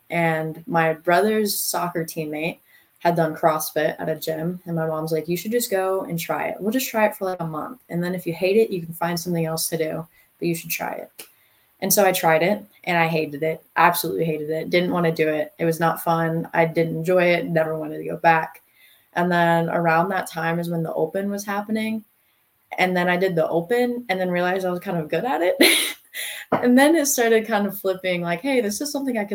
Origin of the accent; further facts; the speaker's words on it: North Carolina, United States; Um, I'm from North Carolina. I've been living in Fayetteville for over 10 years now. My dad was military, hence Fayetteville.